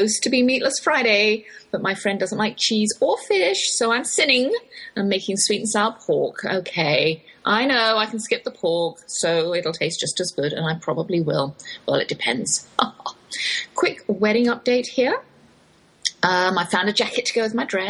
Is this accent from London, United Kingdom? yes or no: no; Oxford, South East England, United Kingdom; accent: English, Oxford drawl; moved away as an adult; now in Texas, United States; that's my English accent you're hearing, though I've lived in the Lone Star State half my life. I can't shake that Oxford drawl.